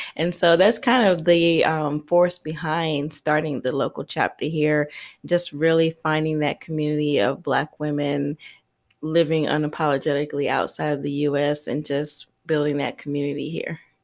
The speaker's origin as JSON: {"language": "English", "town": "Columbia", "region": "South Carolina", "country": "United States", "tie": "born or raised there", "also_born_or_lived": "Queens, New York", "moved": "as an adult", "lives_now": "Costa Rica", "said": "I grew up in South Carolina"}